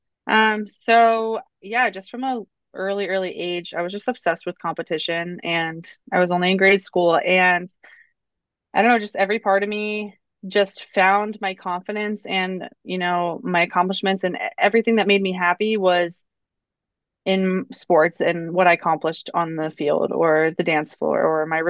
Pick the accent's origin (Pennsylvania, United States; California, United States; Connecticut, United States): Pennsylvania, United States; Lancaster County; I grew up in Lancaster County, Pennsylvania, so Amish country